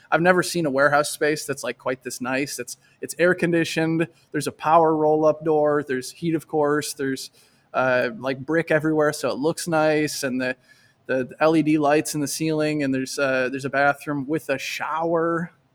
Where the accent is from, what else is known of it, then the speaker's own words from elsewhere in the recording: Michigan, United States; moved away as an adult; also born or lived in Syracuse, New York; I'm from Michigan, and I went to college in Michigan, and then I moved to Syracuse, New York, when I was twenty-three